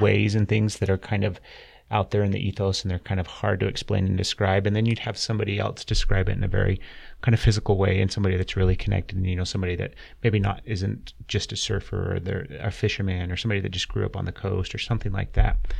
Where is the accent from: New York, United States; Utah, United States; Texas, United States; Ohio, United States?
Utah, United States; I grew up here in Utah. I was born and raised in Utah